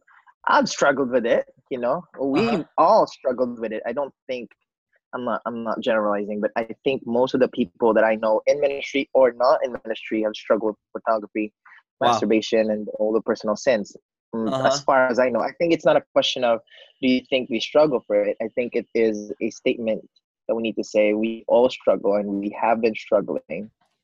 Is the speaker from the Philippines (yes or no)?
yes; Bacolod, Western Visayas, Philippines; I am from the Philippines, an island called Negros Occidental, Bacolod City.